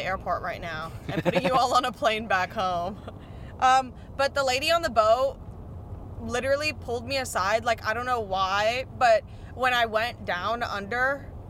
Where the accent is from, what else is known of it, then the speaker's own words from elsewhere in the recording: Miami, Florida, United States; I'm from Miami.